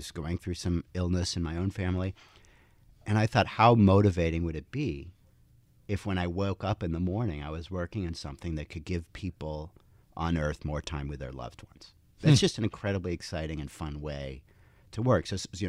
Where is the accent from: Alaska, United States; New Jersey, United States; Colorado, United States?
New Jersey, United States; Princeton; because my parents were physicists, we grew up in Princeton